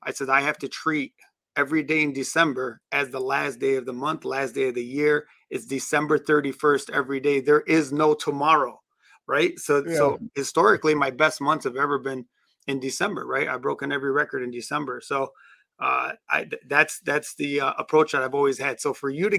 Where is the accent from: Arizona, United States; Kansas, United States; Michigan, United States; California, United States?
Michigan, United States; Detroit; also born or lived in Middle East; now in Dearborn, United States; grew up in Detroit